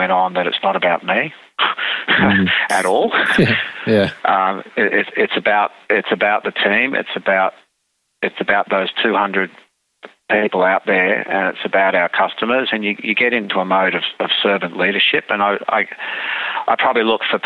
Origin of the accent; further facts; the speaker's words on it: Australia; we're just an Australian being an Australian